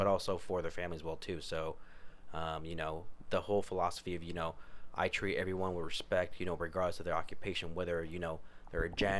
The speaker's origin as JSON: {"language": "English", "country": "United States", "tie": "born or raised there", "said": "growing up in Sutter"}